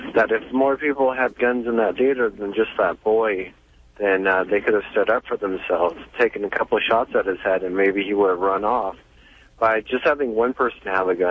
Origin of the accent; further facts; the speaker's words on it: Texas, United States; I grew up in Texas